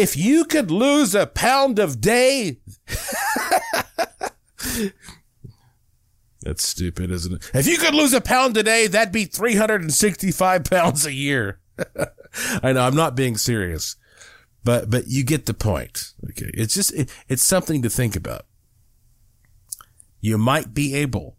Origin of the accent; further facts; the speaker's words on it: the South, United States; now in Las Vegas, United States; I was raised up in the South, in the Baptist churches, you know, the Southern Baptist.